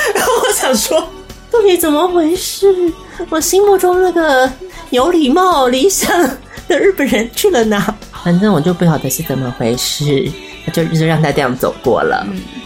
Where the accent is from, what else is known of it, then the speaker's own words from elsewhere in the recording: Taiwan; I'm from Taiwan